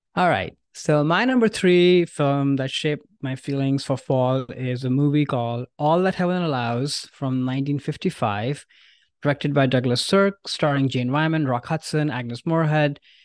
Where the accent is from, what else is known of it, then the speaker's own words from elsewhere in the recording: India; moved away; I grew up in India where there is no fall